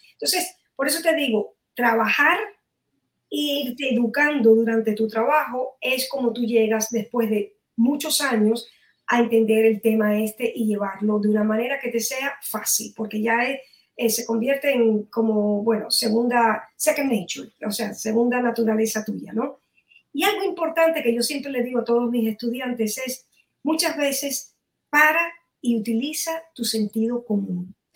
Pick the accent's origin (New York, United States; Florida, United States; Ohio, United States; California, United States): Florida, United States; Miami; aquí en Miami, de donde soy